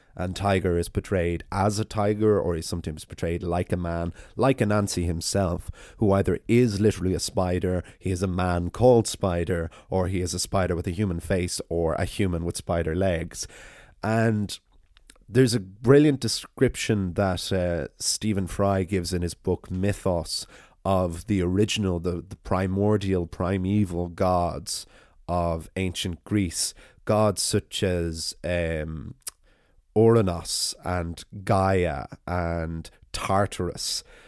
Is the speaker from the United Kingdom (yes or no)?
no; Ireland; as an Irish person running an Irish storytelling podcast